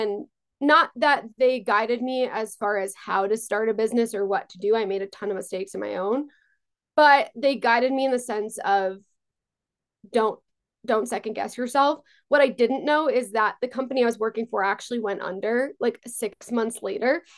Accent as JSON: {"language": "English", "area": "Long Island", "region": "New York", "country": "United States", "tie": "born or raised there", "also_born_or_lived": "Israel", "said": "I grew up on Long Island"}